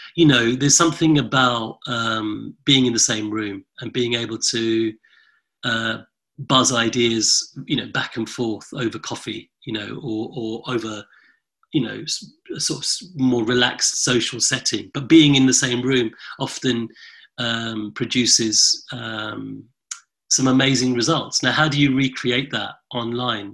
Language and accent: English; London, United Kingdom; my front room growing up in London in the late 70s and early 80s